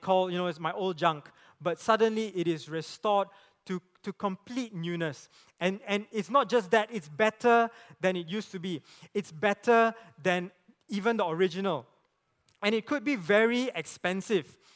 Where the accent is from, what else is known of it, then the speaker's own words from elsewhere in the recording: Penang, Malaysia; I grew up in Penang